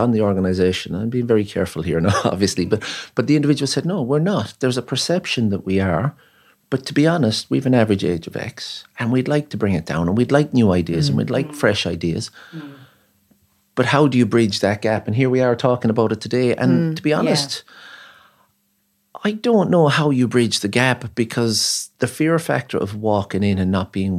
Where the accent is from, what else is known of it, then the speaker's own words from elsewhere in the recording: Ennis, County Clare, Ireland; now in Cork, Ireland; Well, I'm from Ennis and I moved to Cork 20 years ago.